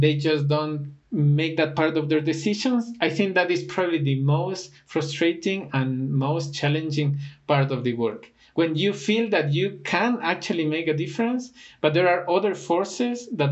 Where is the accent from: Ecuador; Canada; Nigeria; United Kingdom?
Ecuador; Ecuador is one of my favorite destinations as well, even though it is my home country